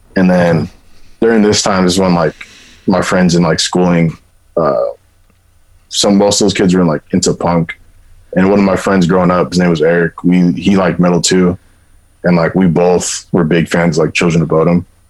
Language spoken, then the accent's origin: English; Inland Empire, California, United States; also born or lived in Orange County, California; right before I went to middle school, I graduated like elementary, and I moved to Inland Empire and from Orange County.